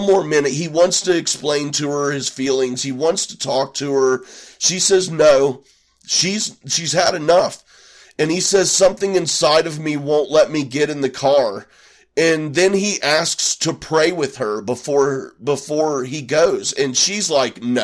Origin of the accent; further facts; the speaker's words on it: Midwest, United States; I'm from the Midwest.